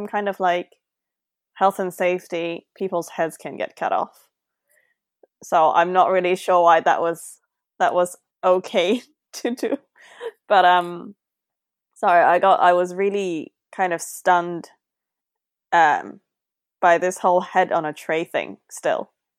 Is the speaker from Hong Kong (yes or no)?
yes; Hong Kong; I grew up in Hong Kong and so did my dad.